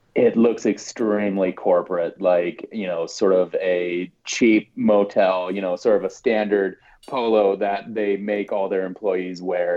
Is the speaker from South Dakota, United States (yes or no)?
yes; South Dakota, United States; moved away; also born or lived in Washington, District of Columbia, United States; I was born and raised in South Dakota uh, lived in DC for about 10 years